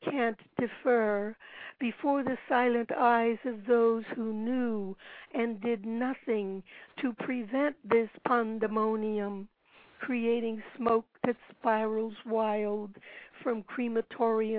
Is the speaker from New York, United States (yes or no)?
no; Pennsylvania, United States; I was born in Pennsylvania